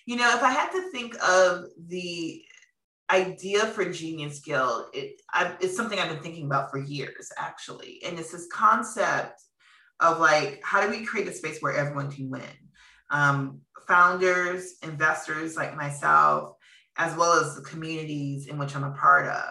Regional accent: Minneapolis, Minnesota, United States; moved away; I'm from Minneapolis

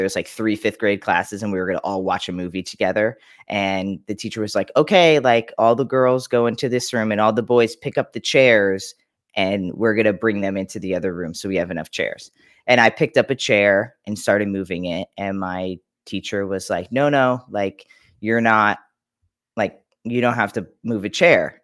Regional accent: Long Island, New York, United States; born in New York, Long Island

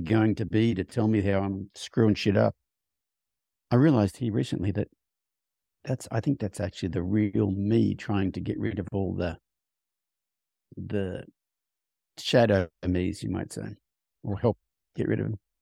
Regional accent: Australia; moved away as an adult; now in United States; I grew up on a farm in Australia, rode horses a lot as a kid

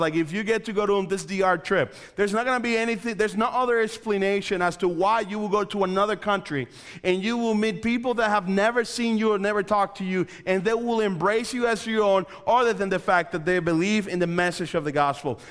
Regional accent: Dominican Republic; moved away; also born or lived in Coventry; I'm originally from the Dominican Republic.

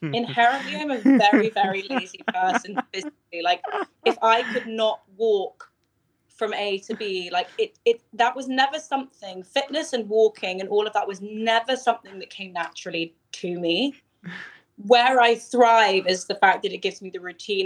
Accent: London, United Kingdom; growing up in London was it was amazing

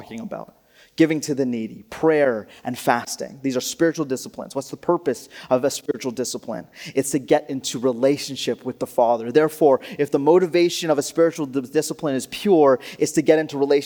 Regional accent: Alberta, Canada; I grew up in Alberta

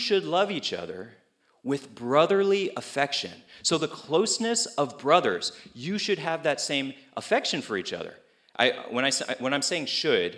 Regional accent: Cupertino, California, United States; I came from Cupertino, which is like the Chinese city or something

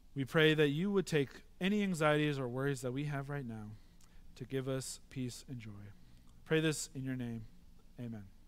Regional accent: Midwest, United States; moved away; Growing up in the Midwest, I've had to, uh, come and understand tra-, more traffic here 'cause I'm not used to it

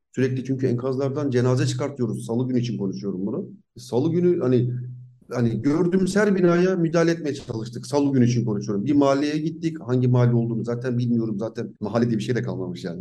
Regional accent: Zonguldak, Turkey; Zonguldaklıyım. Burada doğdum büyüdüm.

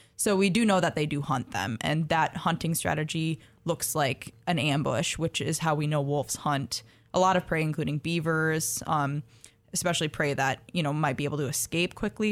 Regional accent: Minnesota, United States; I grew up in Minnesota

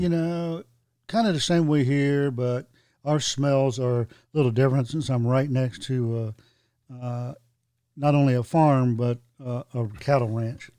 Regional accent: Hope Mills, North Carolina, United States; I grew up in Hope Mills

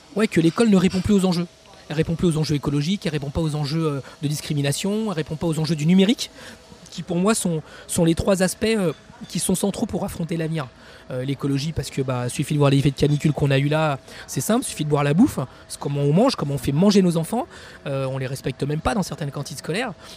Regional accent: Champigny-sur-Marne, Île-de-France, France; j'ai grandi à Champigny-sur-Marne

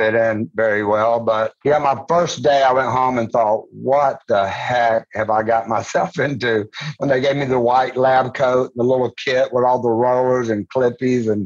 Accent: Georgia, United States; I was born and raised in Georgia

